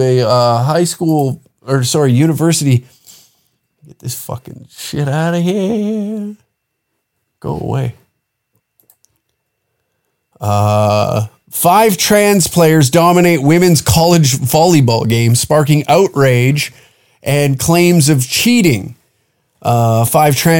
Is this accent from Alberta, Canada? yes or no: yes; small town near Lethbridge, Alberta, Canada; every person from my hometown